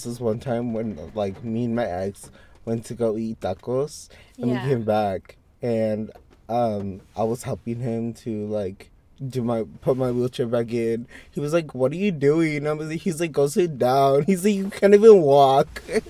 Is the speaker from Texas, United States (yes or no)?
yes; Texas, United States; I'm from Texas.